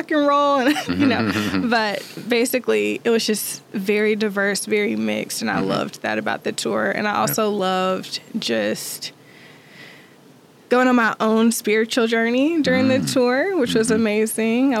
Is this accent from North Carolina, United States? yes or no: yes; Greensboro, North Carolina, United States; moved away as an adult; also born or lived in Miami Beach / China; I grew up in Greensboro, North Carolina